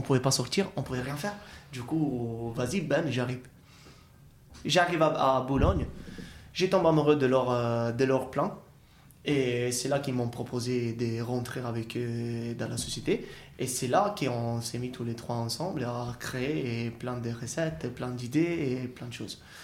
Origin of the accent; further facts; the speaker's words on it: Italy; French is a second language; now in France; on a des fruits ou des légumes qu'on a chez nous en Italie et qu'on a la tradition d'utiliser